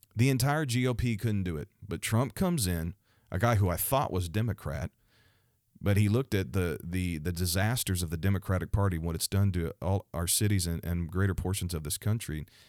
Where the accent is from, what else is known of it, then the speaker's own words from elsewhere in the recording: Missouri, United States; the state of Missouri, my home state